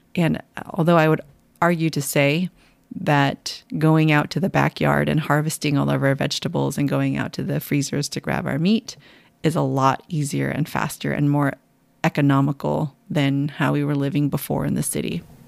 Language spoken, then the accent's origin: English; San Jose, California, United States; moved away; You and I were both born and raised in San Jose, in the heart of Silicon Valley